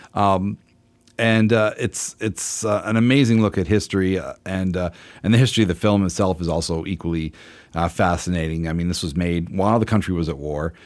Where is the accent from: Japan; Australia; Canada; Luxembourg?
Canada; as a Canadian